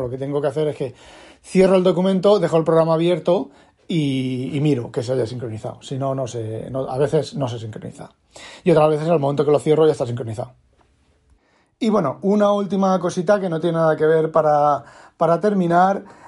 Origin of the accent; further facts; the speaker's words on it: Spain; now in Netherlands; soy español